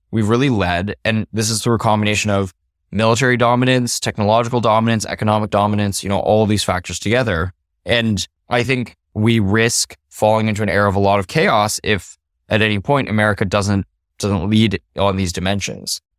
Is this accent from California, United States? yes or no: no; Los Alamos, New Mexico, United States; I grew up in Los Alamos, New Mexico